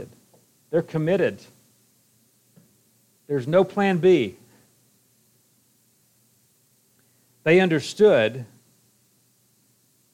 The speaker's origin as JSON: {"language": "English", "region": "Alabama", "country": "United States", "also_born_or_lived": "Iowa", "moved": "as an adult", "lives_now": "Kumamoto, Japan", "said": "I'm from Alabama"}